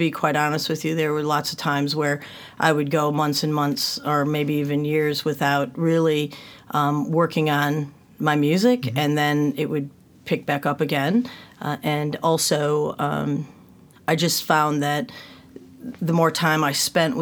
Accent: north of Detroit, Michigan, United States; moved away as an adult; now in Melbourne, Australia; I was born and raised north of Detroit

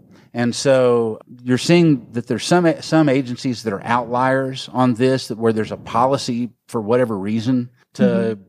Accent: Tyler, Texas, United States; my hometown of Tyler, Texas, which is in northeast Texas

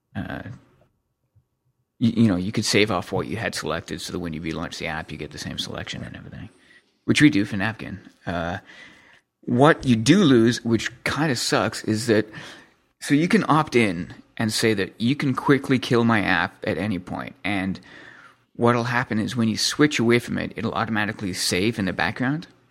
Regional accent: Canada; I'm from Canada

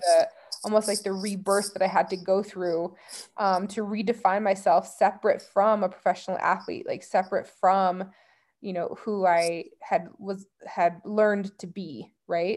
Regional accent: Colorado, United States; growing up in Colorado

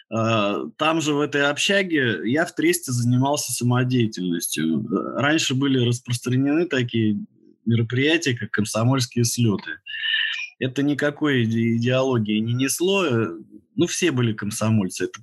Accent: Dudinka, Krasnoyarsk Krai, Russia; moved away; в общем, я сюда приехал с Таймыра. Там мы жили в городе Дудинке, это порт на Енисее, это административная столица Таймырского национального округа.

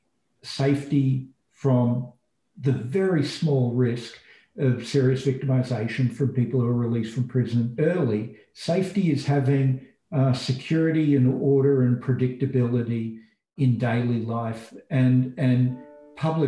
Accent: Australia; moved away as an adult; now in United States; I'm an Australian and I went to graduate school in the US. And over time, as America became my home

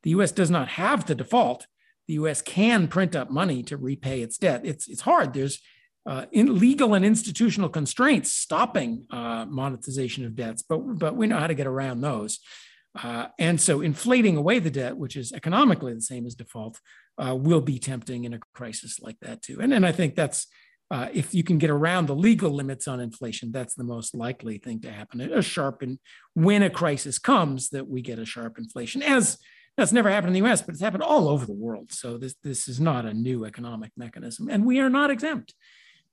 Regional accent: Chicago, Illinois, United States; moved away; also born or lived in California; I came from Chicago, actually. I grew up in Chicago. So Chicago's deep in my blood

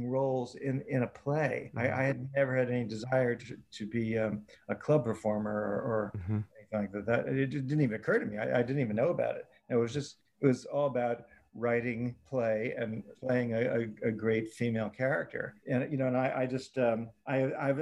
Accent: New York City, New York, United States; growing up in New York City, it's a little different

